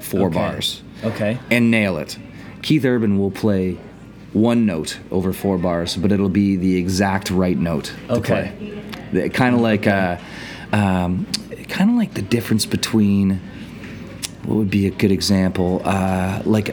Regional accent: Niagara region, Ontario, Canada; I grew up in the Niagara region

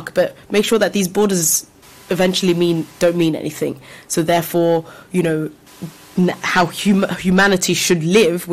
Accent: London, United Kingdom; I'm from London, so particularly in this country.

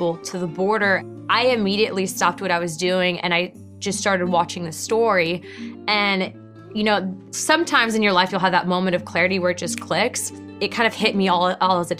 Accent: United States; I was born here, that I've had the opportunity to serve my country, and that because I'm an American

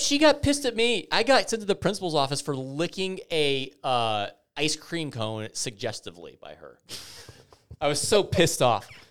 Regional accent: Naperville, Illinois, United States; I grew up in Naperville

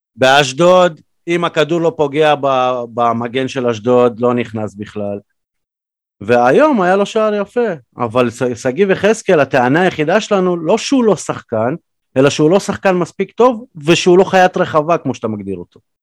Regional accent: Ukraine; also born or lived in Belarus; now in Israel; כי גדלתי באוקראינה

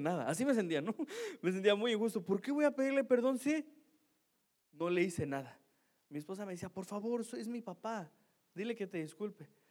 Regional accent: Mexico; Soy mexicano, yo no fui criado así

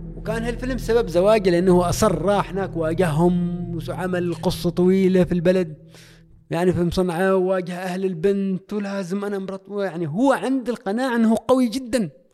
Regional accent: Oman; أني مسلم من عمان

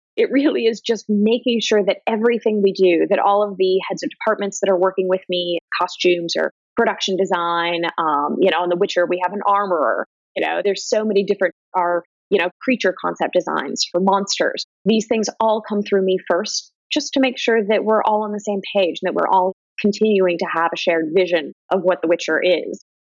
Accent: Ohio, United States; I'm from Ohio

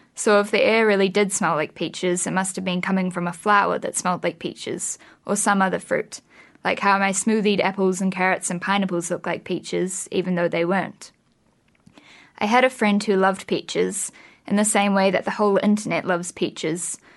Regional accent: Wellington, New Zealand; also born or lived in Australia; I was born in Australia, but I've lived in Wellington since I was like two. So yeah, I'm definitely a Wellington girl.

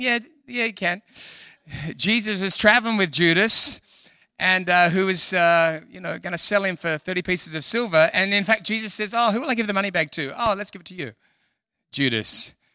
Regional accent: Sydney, New South Wales, Australia; moved away as an adult; also born or lived in London; now in Perth, Australia; I'm from Sydney, and then God moved me to London for six years

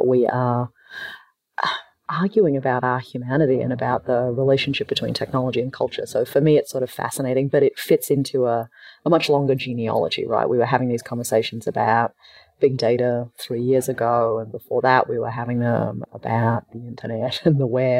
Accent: Australia; moved away; also born or lived in Palo Alto; I'm Australian

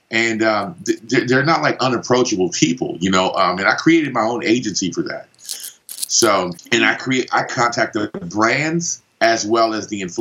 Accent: Panama; accent: Los Angeles, California; also born or lived in Los Angeles; originally, I'm from Panama, but obviously, I've spent a ton of time in Los Angeles, California, because that's where the accent is from.

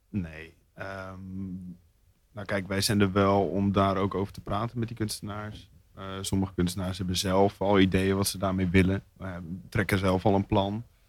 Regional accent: Zwolle, Overijssel, Netherlands; moved away as an adult; now in Rotterdam, Netherlands; Zwolle, daar kom ik vandaan

